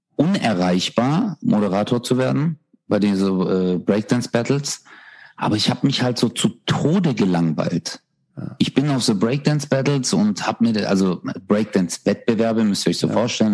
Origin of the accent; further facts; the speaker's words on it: Stuttgart, Baden-Württemberg, Germany; bei uns in Stuttgart